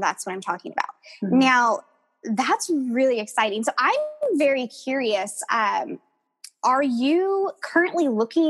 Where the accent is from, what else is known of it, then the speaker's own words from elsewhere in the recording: Southern California, United States; I was born and raised in Southern California